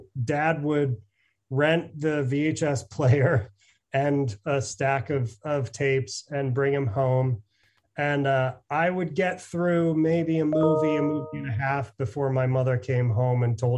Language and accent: English; Cooperstown, New York, United States; But so I grew up around Cooperstown